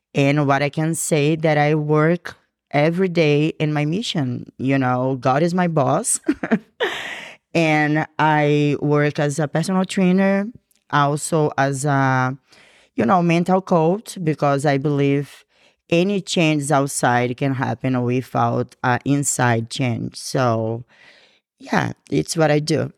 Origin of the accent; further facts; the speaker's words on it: Brazil; English is a second language; moved away as an adult; now in Georgia, United States; I'm from Brazil